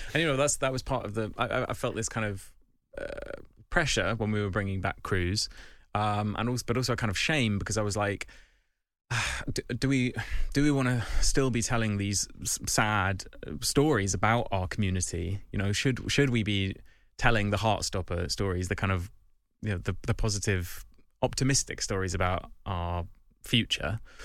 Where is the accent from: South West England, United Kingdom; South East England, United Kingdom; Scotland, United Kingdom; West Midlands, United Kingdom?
South East England, United Kingdom; Kent; I'm from Kent